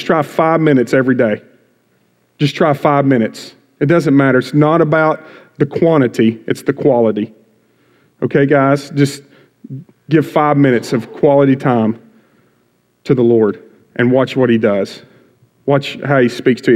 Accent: Bowie, Texas, United States; moved away as an adult; now in Waco, United States; born and raised in Bowie, been in Crossroads since it started.

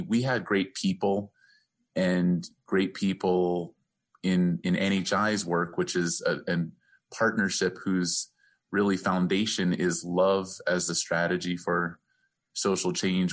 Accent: the East, East Coast, United States; now in Albuquerque, United States; growing up in the East

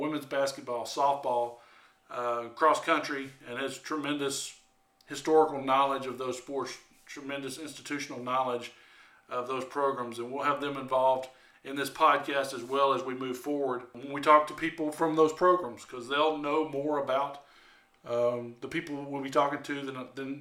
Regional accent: Alabama, United States; moved away as an adult; also born or lived in Mississippi / West Virginia; now in DeLand, Florida, United States; I grew up in Alabama

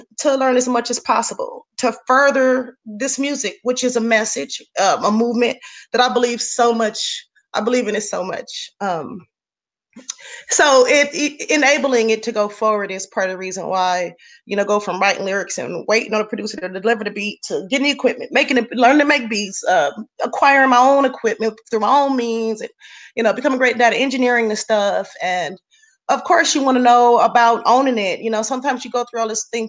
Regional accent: Los Angeles, California, United States; I'm an artist born and raised in Los Angeles, California.

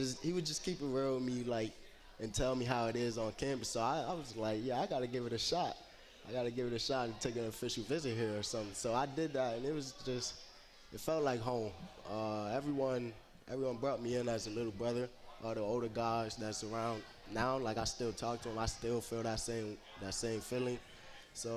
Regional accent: Harrisburg, Pennsylvania, United States; moved away; I'm from Harrisburg, Pennsylvania, the capital.

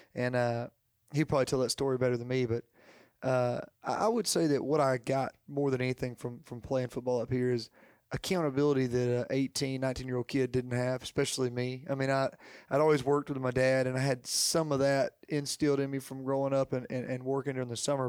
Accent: Jacksonville, Alabama, United States; growing up in Jacksonville, growing up in Alabama

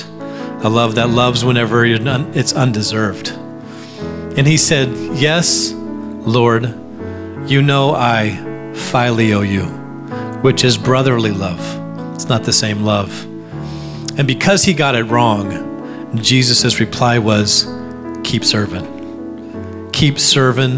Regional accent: Alaska, United States; I grew up in Alaska

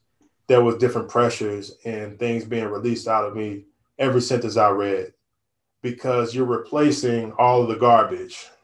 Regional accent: St. Louis, Missouri, United States; moved away; also born or lived in Mali (ancestry); I'm from St. Louis

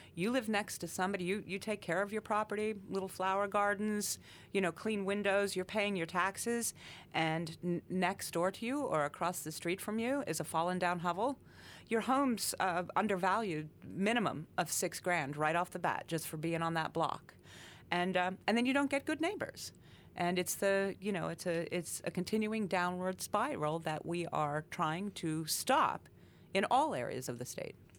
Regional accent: Coal Region, Pennsylvania, United States; I was born and raised in the Cole region

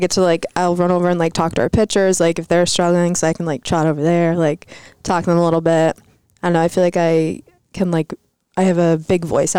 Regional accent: Mystic, Connecticut, United States; I'm from Mystic, Connecticut.

